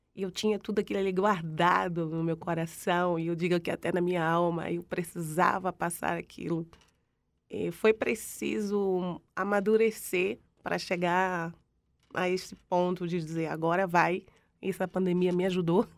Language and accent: Portuguese; Northeast Region, Brazil; moved away; por ser nordestina e ter um orgulho imenso do meu Nordeste